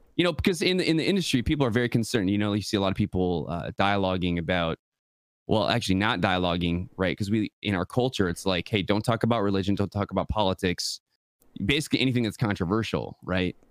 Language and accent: English; West Michigan, United States; I'm born and raised West Michigan, uh, the Mitten State